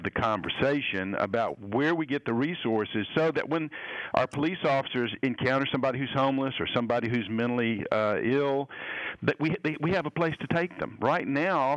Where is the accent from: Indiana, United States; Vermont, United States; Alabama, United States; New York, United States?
Alabama, United States; Birmingham; now in Sandy Springs, United States; growing up in Birmingham, Alabama in the 1950s and 60s